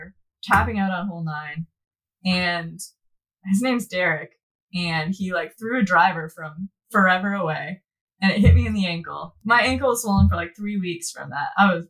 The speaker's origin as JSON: {"language": "English", "town": "River Falls", "country": "United States", "tie": "born or raised there", "said": "We have a nine-hole course in my hometown of River Falls."}